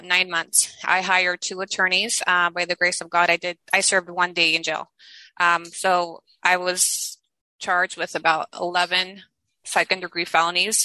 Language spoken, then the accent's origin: English; United States; first language Spanish; English is a second language; moved away as an adult; now in Mexico; my parents took us to the States when I was about 4 or 5, and I spent my entire life in the States